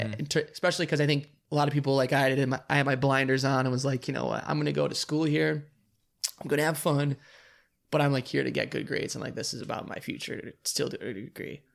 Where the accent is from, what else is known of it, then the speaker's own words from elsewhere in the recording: Grand Rapids, Michigan, United States; I'm originally from Grand Rapids